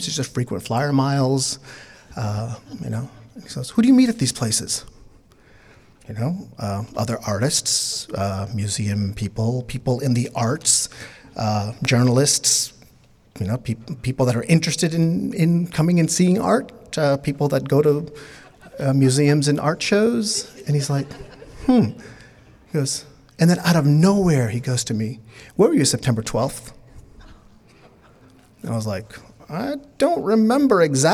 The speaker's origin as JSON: {"language": "English", "town": "New York City", "region": "New York", "country": "United States", "tie": "born or raised there", "also_born_or_lived": "Bangladesh", "second_language": "English", "said": "I was born in Bangladesh. I was raised in New York City, so English is a second language for me"}